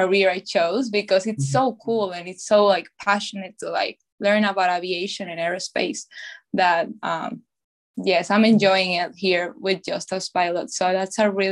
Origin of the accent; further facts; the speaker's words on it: Venezuela; moved away as an adult; now in United States; I was born and raised in Venezuela. And then I moved to the US when I was 18 years old.